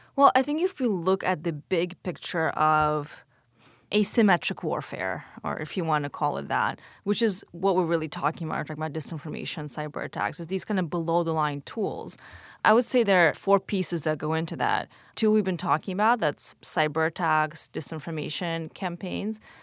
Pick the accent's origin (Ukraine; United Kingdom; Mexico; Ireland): Ukraine; first language Russian; English is a second language; now in United States; I was born in Ukraine, lived there only during the Soviet days, and then my family immigrated in the early nineties, so right during the fall to the U S